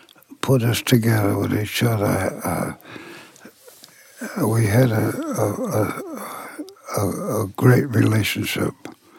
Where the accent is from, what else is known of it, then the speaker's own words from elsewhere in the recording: Queens, New York, United States; Jackson House, Queens.